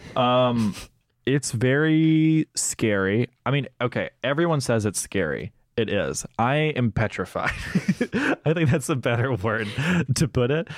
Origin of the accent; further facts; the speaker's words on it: Senatobia, Mississippi, United States; moved away; my hometown of Senatobia in Mississippi